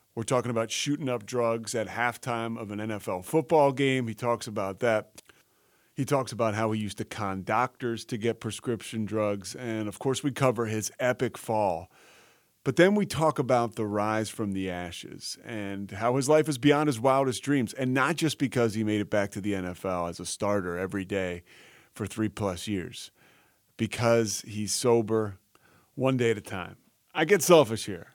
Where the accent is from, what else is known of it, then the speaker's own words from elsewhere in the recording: Philadelphia, Pennsylvania, United States; moved away; I'm from Philly, so all my friends are are uh, a lot of them are still up there